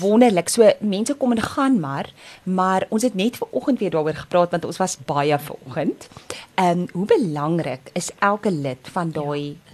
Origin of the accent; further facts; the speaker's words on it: Windhoek, Khomas, Namibia; now in South Africa; ek het in die ou Suidwes-Afrika grootgeword. Ek is daar gebore in Windhoek wat nou Namibië is.